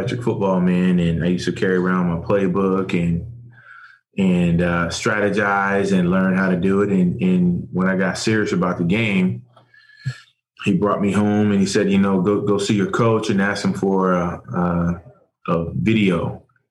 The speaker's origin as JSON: {"language": "English", "region": "New England", "country": "United States", "tie": "born or raised there", "said": "growing up in New England"}